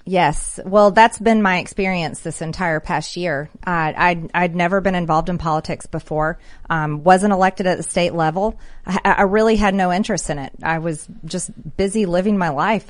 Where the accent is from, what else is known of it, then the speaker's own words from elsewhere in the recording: Georgia, United States; I am from Georgia